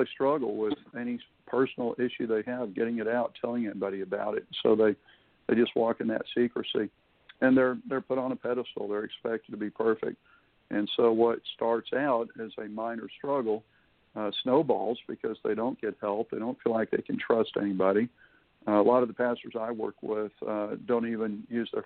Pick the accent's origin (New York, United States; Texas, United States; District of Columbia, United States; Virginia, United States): Texas, United States; Houston; now in Florida, United States; I was raised in Houston